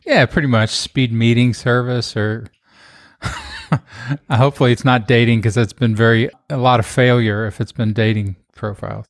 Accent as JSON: {"language": "English", "region": "Kentucky", "country": "United States", "tie": "born or raised there", "also_born_or_lived": "Los Angeles / Austin", "moved": "yes", "said": "Kentucky, just having grown up there"}